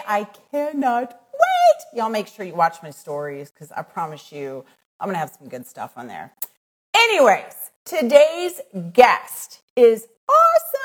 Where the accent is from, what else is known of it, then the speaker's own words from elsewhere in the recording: Midwest, United States; accent: plain Midwest; a little like plain Midwest accent